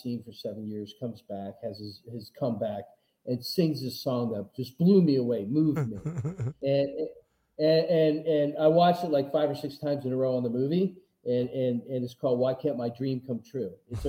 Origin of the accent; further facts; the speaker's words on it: Philadelphia, Pennsylvania, United States; now in Las Vegas, United States; I'm from Philly